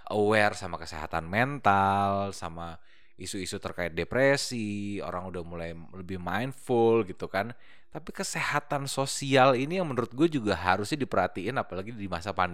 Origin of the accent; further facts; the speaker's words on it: Bekasi, West Java, Indonesia; Kan saya anak Bekasi ya.